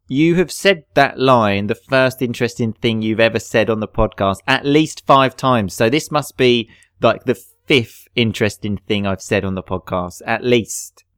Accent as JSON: {"language": "English", "area": "Essex", "region": "East of England", "country": "United Kingdom", "said": "Dan and I come from Essex, so we sort of often have the T H we pronounce like an F"}